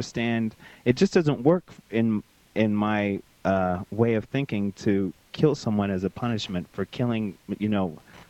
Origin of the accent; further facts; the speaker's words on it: Tyler, Texas, United States; now in Houston, United States; I actually lived in Tyler, which is in East Texas, and it's a smaller city, and it's very very conservative and run much by the Baptist churches.